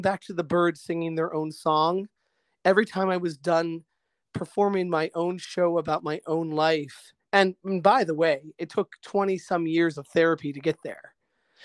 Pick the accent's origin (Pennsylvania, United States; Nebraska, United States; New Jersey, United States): Pennsylvania, United States; Altoona; moved away as an adult; now in Middleburg, United States; growing up in Altoona, Pennsylvania, which was this blue-collar railroad town in the 1970s.